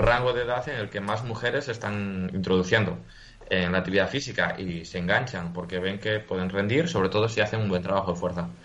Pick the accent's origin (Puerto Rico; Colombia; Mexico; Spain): Spain; Galicia; soy gallego